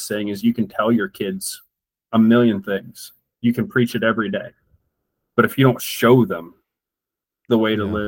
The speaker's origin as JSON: {"language": "English", "country": "United States"}